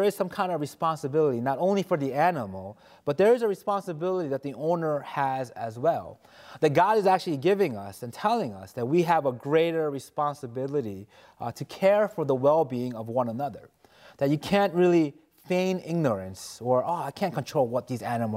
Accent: New York City, New York, United States; I grew up in New York City

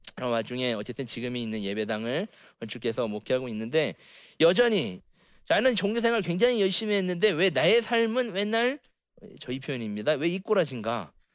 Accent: Okcheon, North Chungcheong, South Korea; 원래는 옥천 시내에다 제가 옥천에 살았기 때문에

